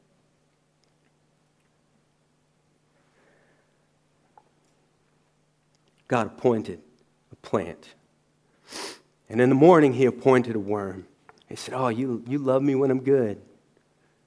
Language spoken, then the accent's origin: English; the South, United States; I'm from the South in the U.S.